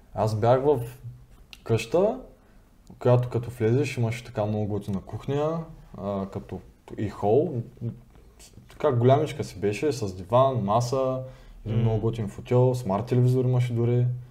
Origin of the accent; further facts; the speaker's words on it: Bulgaria; moved away as an adult; now in United States; съм от България